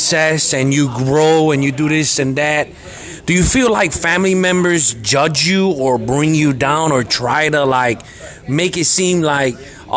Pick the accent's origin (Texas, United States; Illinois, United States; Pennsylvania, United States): Illinois, United States; Chicago; Growing up in the hood, like I grew up in Humboldt Park